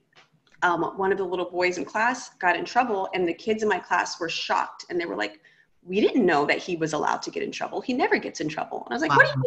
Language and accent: English; United States; I grew up in America